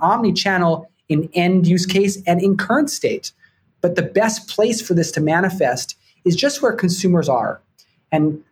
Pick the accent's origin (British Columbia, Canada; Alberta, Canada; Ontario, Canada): British Columbia, Canada; Vancouver; moved away as an adult; also born or lived in Toronto; now in New York, United States; I grew up in Vancouver, Canada